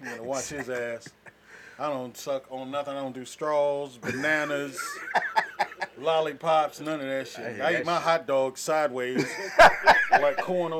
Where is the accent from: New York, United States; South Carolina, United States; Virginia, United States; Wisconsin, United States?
South Carolina, United States; Aiken; moved away as an adult; also born or lived in Atlanta, Georgia; I'm from up top. Actually, I'm from way down low in Aiken, South Carolina, man. I'm born and raised in Aiken, South Carolina. I'm a small town head. I don't know if y'all heard of that before. It's right outside of Augusta, Georgia.